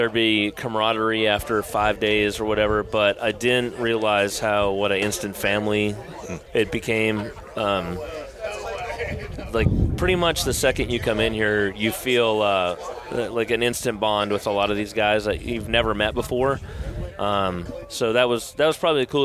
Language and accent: English; United States; moved away as an adult; also born or lived in North Dakota / Wisconsin; now in Atlanta, United States; Grew up in North Dakota and Wisconsin. Been in Atlanta